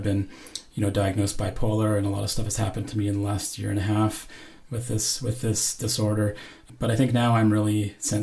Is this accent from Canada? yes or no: yes; Powell River, British Columbia, Canada; I was born in Powell River, a small coastal town in British Columbia, Canada